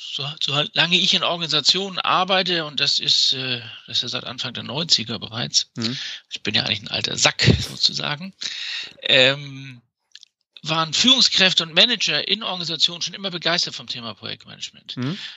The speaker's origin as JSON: {"language": "German", "region": "Hamburg", "country": "Germany", "said": "Ich komme nämlich aus Hamburg, aus dem Norden. Ich Bin auch ein Kind des Nordens."}